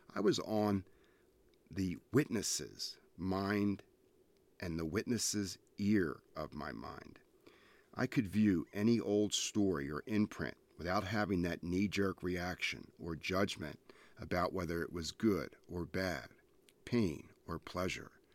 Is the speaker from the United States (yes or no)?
yes; Ventnor City, New Jersey, United States; I grew up in New Jersey on Ventnor Beach. I was raised a hundred yards from the ocean.